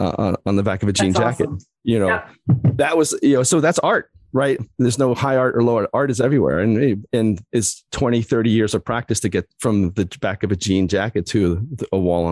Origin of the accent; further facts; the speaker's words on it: Old Bridge, New Jersey, United States; You know, I grew up in Old Bridge, New Jersey, which is like the heavy metal capital of New Jersey in the 80s.